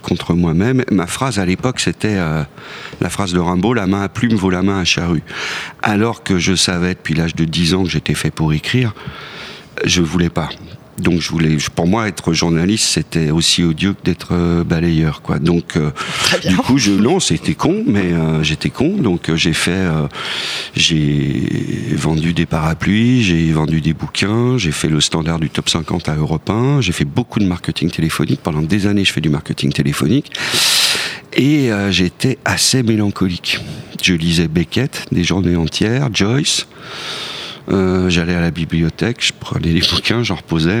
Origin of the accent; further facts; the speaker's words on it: Lyon, Auvergne-Rhône-Alpes, France; moved away as an adult; now in Paris, France; Je suis parti de Lyon à 20 ans